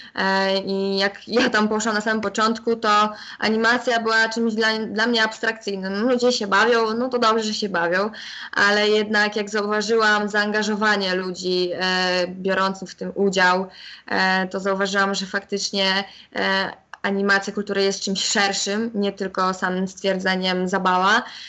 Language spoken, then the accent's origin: Polish; Chełm, Lublin Voivodeship, Poland; opuszczeniem mojego rodzinnego miasta, więc jednak nie wybrałam tej szkoły, pozostałam w hełmie